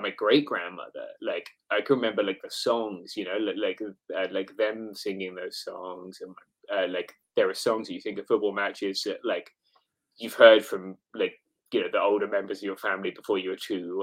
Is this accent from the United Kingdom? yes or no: yes; England, United Kingdom; now in United States; as an English person